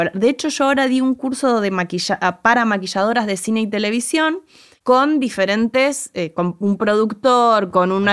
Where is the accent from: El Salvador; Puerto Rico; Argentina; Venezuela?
Argentina; Arrecifes, Buenos Aires Province